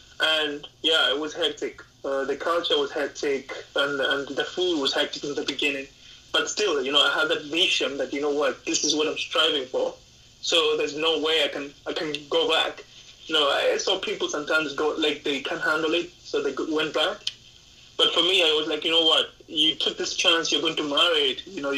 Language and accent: English; Mombasa, Coast, Kenya; also born or lived in Mackinnon Road, Kenya; I grew up in a small city, or maybe in a small town called Mackinnon Road. But then for the most part, I've been doing my studying and things like that in Mombasa.